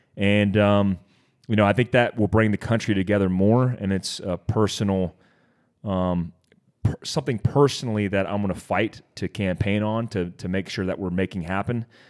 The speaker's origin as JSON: {"language": "English", "town": "Daytona Beach", "region": "Florida", "country": "United States", "said": "kid from Daytona Beach, Florida"}